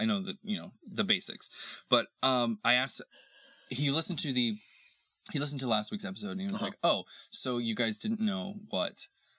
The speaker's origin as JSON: {"language": "English", "region": "Texas", "country": "United States", "moved": "yes", "said": "I come from Texas where we get kind of both"}